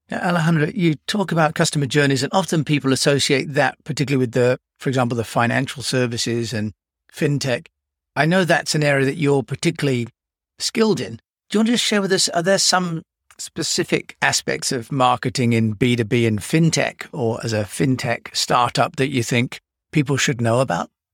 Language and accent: English; United Kingdom; I'm British